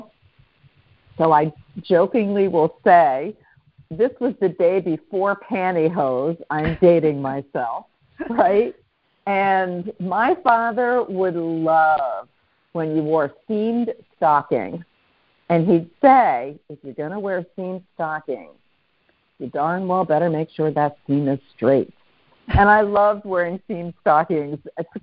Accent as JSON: {"language": "English", "town": "Cherry Hill", "region": "New Jersey", "country": "United States", "tie": "born or raised there", "also_born_or_lived": "Philadelphia", "said": "I was born in a hospital in Philadelphia and grew up in South Jersey, just east of Philadelphia in the community of Cherry Hill"}